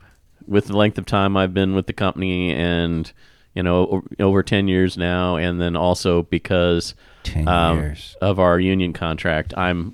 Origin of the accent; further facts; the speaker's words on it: Kansas, United States; moved away; And I grew up in Kansas where there's a lot of greenery.